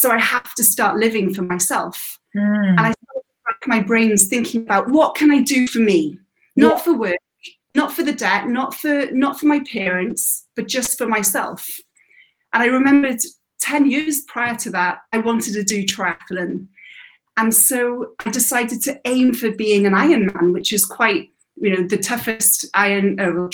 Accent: Wales, United Kingdom; moved away as an adult; I was born and bred in Wales till about 18, till I left.

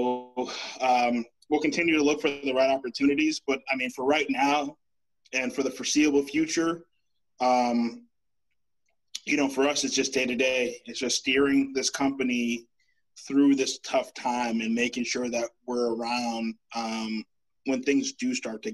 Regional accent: Boston, Massachusetts, United States; growing up in Roxbury

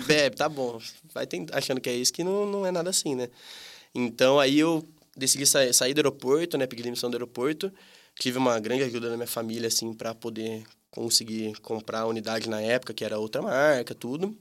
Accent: Campinas, São Paulo, Brazil; tenho 25 anos, sou daqui de Campinas

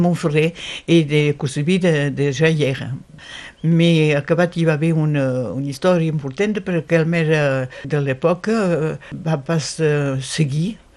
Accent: Occitania, France; som catalans

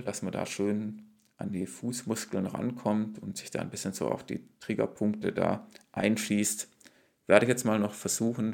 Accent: Frankfurt am Main, Hesse, Germany; hier als Frankfurter

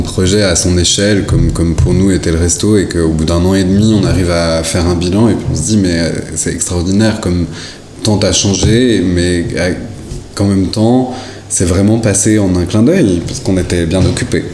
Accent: La Chaux-de-Fonds, Neuchâtel, Switzerland; je suis né à La Chaux-de-Fonds

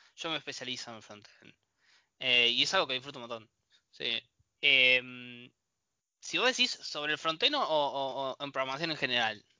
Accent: Bahía Blanca, Buenos Aires Province, Argentina; moved away as an adult; now in La Plata, Argentina; nací eh, en Bahía Blanca y me vine a trabajar hace seis años más o menos a La Plata.

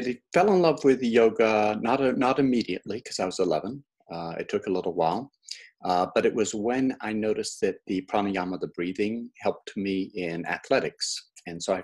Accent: Oxford, South East England, United Kingdom; moved away; I was growing up in England

